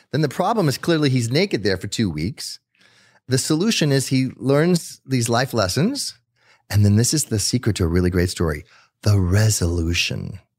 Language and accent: English; Netherlands; also born or lived in South America; I grew up in South America, but I grew up in the Netherlands. So I was born in South America, but my parents took me to Netherlands right afterwards.